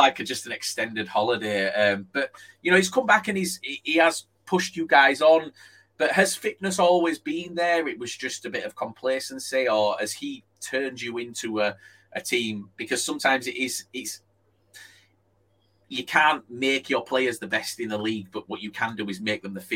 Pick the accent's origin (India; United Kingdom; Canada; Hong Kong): United Kingdom; Yorkshire and the Humber; I'm from Yorkshire